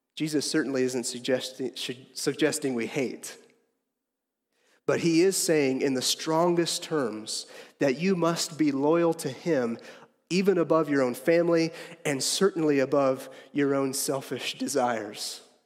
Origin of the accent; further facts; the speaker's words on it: Harrisonville, Missouri, United States; I am from Harrisonville